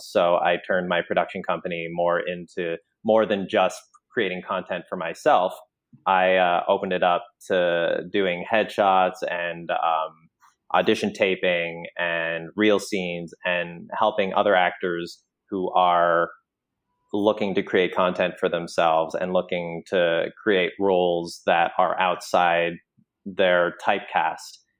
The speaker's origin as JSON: {"language": "English", "country": "Canada", "moved": "yes", "said": "coming from Canada and then having, like, a mixed background"}